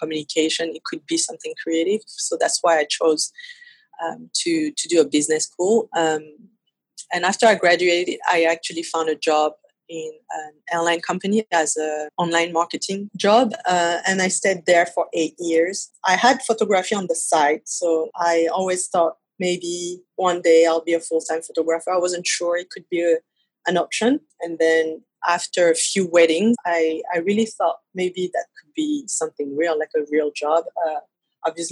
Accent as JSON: {"language": "English", "town": "Paris", "region": "Île-de-France", "country": "France", "tie": "born or raised there", "accent": "French", "second_language": "English", "said": "So I was born and raised in Paris"}